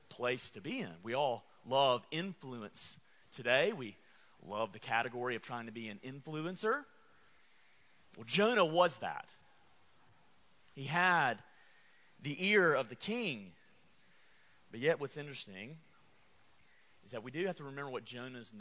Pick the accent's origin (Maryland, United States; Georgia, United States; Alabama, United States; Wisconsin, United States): Alabama, United States; I am from Alabama